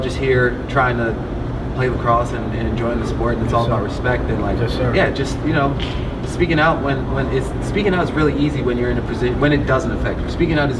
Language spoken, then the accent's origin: English; Philadelphia, Pennsylvania, United States; I grew up in North Philly, and I guess I had an interesting experience I was one of three black players on the team